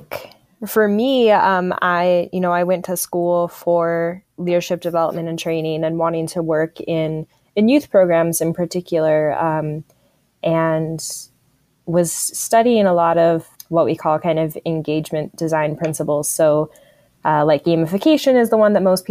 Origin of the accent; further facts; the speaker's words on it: Tucson, Arizona, United States; Tucson, Arizona, my hometown